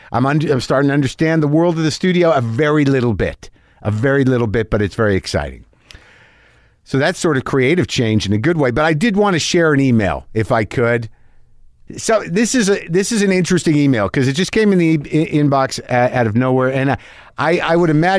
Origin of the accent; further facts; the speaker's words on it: Sudbury, Ontario, Canada; I'm from Canada, specifically a small town called Sudbury.